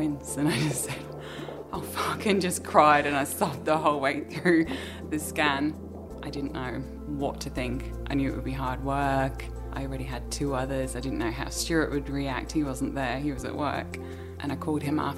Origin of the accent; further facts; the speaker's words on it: England, United Kingdom; moved away as an adult; also born or lived in Sydney, Australia; now in Australia; I was born in England. I came to Australia nearly 10 years ago.